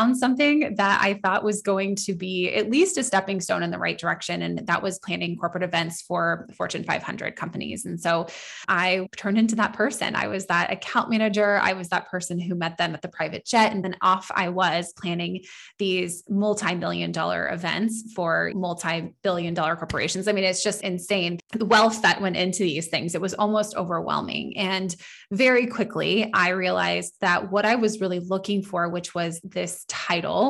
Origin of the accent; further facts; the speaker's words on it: Northern California, United States; moved away as an adult; now in Southern California, United States; I am originally from Northern California area, and I moved to Southern California about, gosh, I don't know. I mean, now we're in 2021. So almost 11 years ago